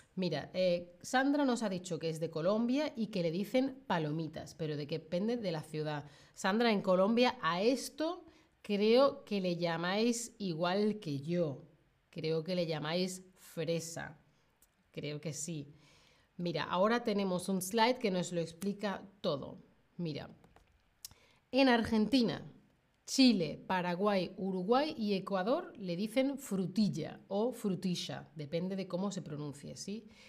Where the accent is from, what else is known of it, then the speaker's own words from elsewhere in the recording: Spain; Yo de España